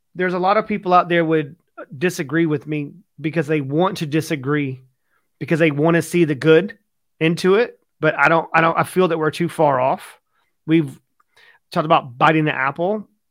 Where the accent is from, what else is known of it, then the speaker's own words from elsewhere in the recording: United States; now in United Kingdom; I'm from America